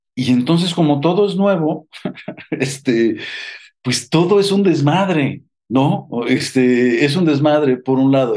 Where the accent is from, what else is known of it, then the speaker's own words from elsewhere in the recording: Mexico; en México nunca hemos tenido un, un o un sindicato